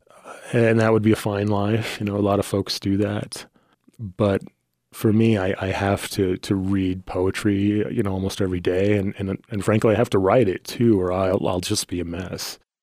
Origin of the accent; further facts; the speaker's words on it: Wyoming, United States; this poor kid that grew up in the middle of Wyoming in various trailer parks